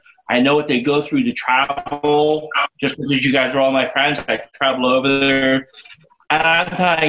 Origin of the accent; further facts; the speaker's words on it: United States; as an American and as one that's come over many times